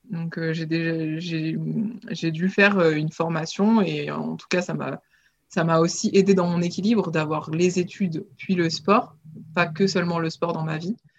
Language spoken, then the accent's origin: French; Nice, Provence-Alpes-Côte d'Azur, France; je, suis originaire de Nice, euh, là où j'ai commencé l'aviron grâce à mon papa